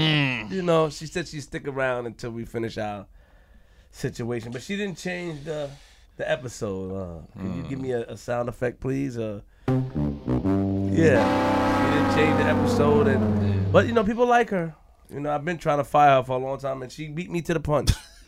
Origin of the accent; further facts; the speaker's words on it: Queens, New York, United States; I'm from Queens.